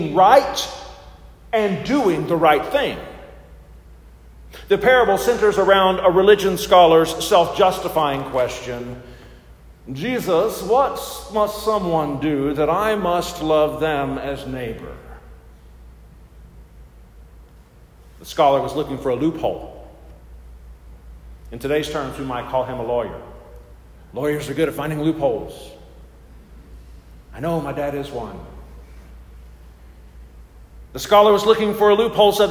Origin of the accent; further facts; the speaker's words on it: United States; we as the American church